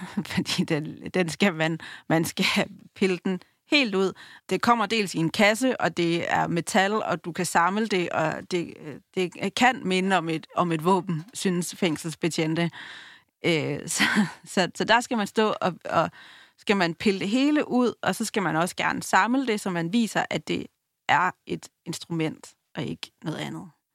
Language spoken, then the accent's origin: Danish; Langeå, Denmark; Jeg er vokset op i Langeå